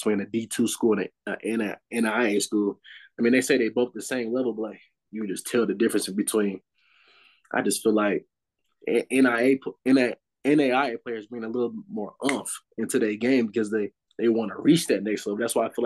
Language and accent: English; Illinois, United States; I'm from Illinois.